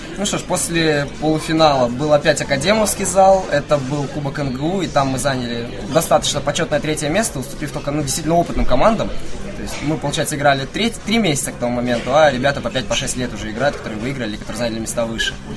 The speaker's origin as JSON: {"language": "Russian", "town": "Pavlodar", "region": "Pavlodar Region", "country": "Kazakhstan", "moved": "yes", "lives_now": "Novosibirsk, Russia", "said": "Я сам вообще из Казахстана"}